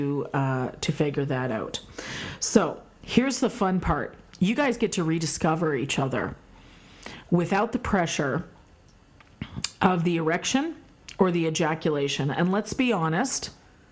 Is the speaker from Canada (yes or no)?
yes; Canada; moved away as an adult; also born or lived in United States; I'm Canadian, we do celebrate American Thanksgiving